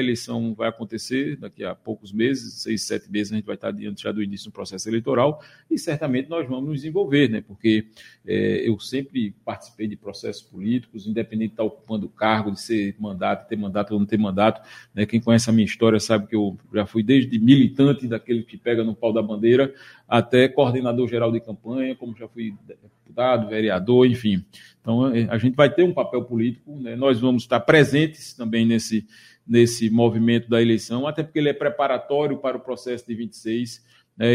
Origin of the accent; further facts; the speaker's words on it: Surubim, Pernambuco, Brazil; also born or lived in Recife; Eu sou, eu sou, natural do Agreste pernambucano, eu sou filho de Surubim